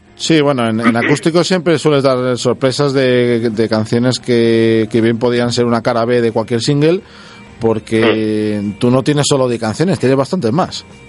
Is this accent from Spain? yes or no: yes; Castile, Spain; nosotros somos castellanos de pro